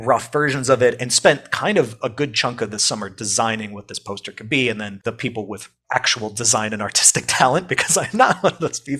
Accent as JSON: {"language": "English", "region": "the New York area", "country": "United States", "said": "I'm from the New York area, so it's like I'm local to the area"}